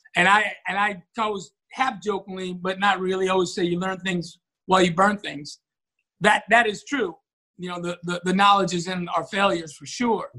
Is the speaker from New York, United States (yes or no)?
yes; New York, United States; growing up in New York, you know, having this little job at a pizzeria after school